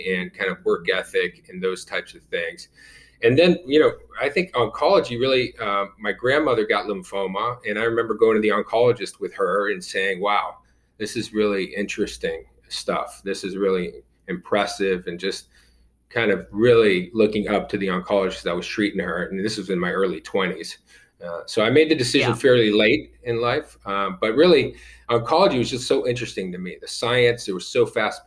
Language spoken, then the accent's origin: English; Fort Lauderdale, Florida, United States; I grew up in Fort Lauderdale, Florida, Cuban-American, second generation, born in the United States